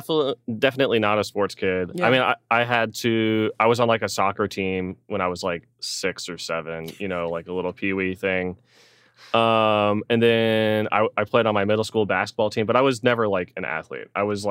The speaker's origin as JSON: {"language": "English", "town": "Melville", "region": "New York", "country": "United States", "tie": "born there", "lives_now": "Arizona, United States", "said": "I was born in Long Island. Melville is the town that, like, my house was in."}